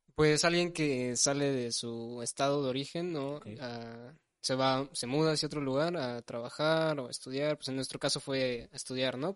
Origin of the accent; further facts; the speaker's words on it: Ecatepec, State of Mexico, Mexico; moved away as an adult; now in Monterrey, Mexico; yo vengo de la Ciudad de México. En realidad soy del Estado de México, pero yo me considero más chilango que otra cosa